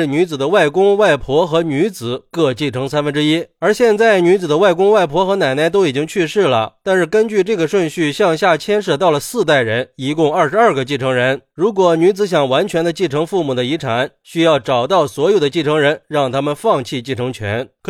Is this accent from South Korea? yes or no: no; China; 我们中国人向来是重视亲情，法律意识都比较淡薄